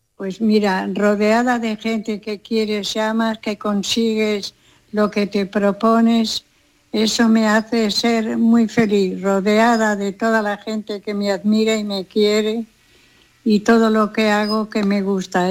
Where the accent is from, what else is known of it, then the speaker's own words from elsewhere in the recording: Castile, Spain; moved away; also born or lived in Los Angeles, United States; el asado de mi tierra, hay que entender que Castilla hace unos asados maravillosos